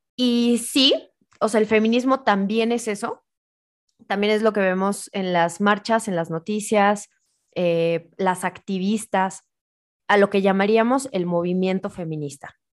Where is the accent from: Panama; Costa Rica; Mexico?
Mexico